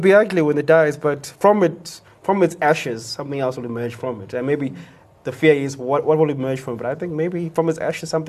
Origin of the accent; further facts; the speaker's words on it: Pietermaritzburg, KwaZulu-Natal, South Africa; the same Edgar's I grew up going to in Church Street, in Peter Marisburg all those years ago.